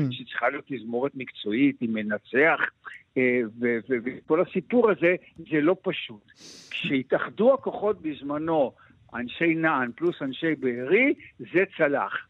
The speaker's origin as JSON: {"language": "Hebrew", "town": "Ma'anit", "region": "Haifa District", "country": "Israel", "tie": "born or raised there", "said": "אני גם כן בן קיבוץ, אני בן קיבוץ מענית"}